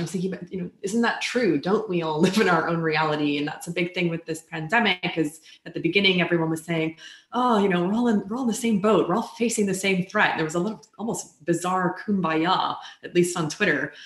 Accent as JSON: {"language": "English", "country": "United States", "said": "I come from the United States where it is not a requirement"}